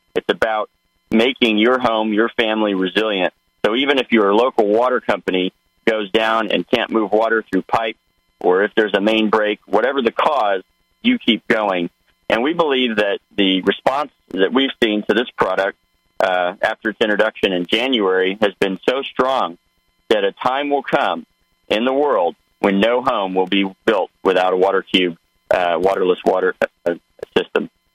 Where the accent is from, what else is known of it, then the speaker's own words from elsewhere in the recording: Osage County, Oklahoma, United States; moved away; I'm a farm boy. I grew up in Osage County, Oklahoma.